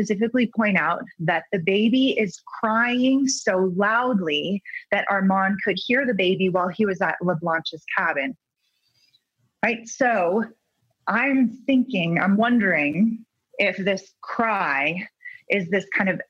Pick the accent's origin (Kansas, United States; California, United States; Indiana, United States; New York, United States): California, United States; I'm from California